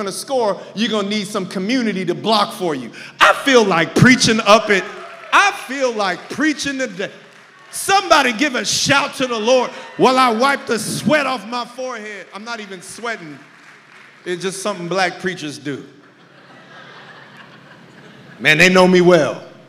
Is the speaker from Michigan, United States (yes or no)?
no; California, United States; now in Texas, United States; Oh. I'm not from California anymore. I'm from Texas.